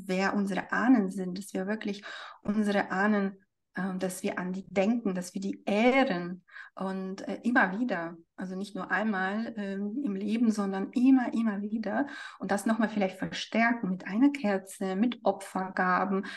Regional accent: Siberia, Russia; moved away; also ich bin selbst in Sibirien geboren, ne? ich bin ein sibirisches Mädchen

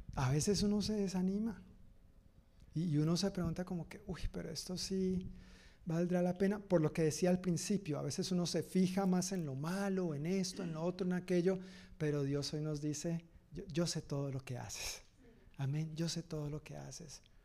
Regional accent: Colombia; now in Tacoma, United States

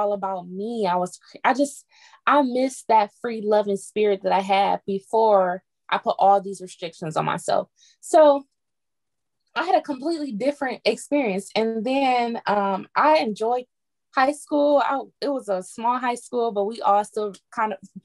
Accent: Detroit, Michigan, United States; I grew up in Detroit

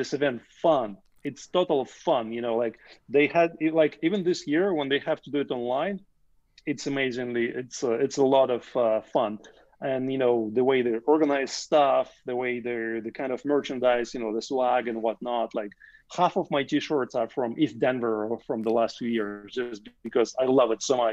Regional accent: Russia; moved away as an adult; now in Canada; I grew up in the Soviet Union

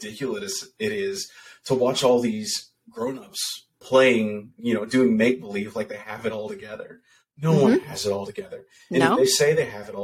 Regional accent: Muldrow, Kentucky, United States; My hometown of Muldrow, Kentucky

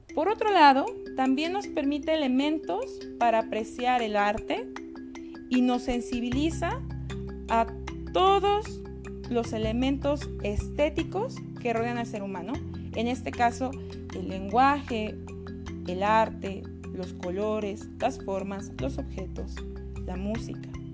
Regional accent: Mexico; los mexicanos leemos

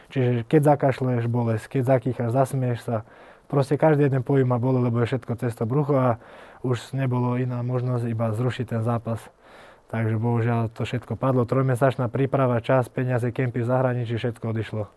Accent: Selenča, Vojvodina, Serbia; now in Slovakia; Ja som sa narodil vlastne pri takej dedinke v, pri Novom Sade, to je vo Vojvodine.

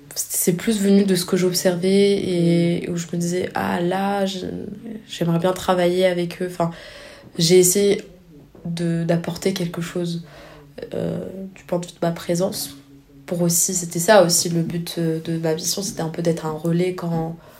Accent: France; je viens je viens de la France

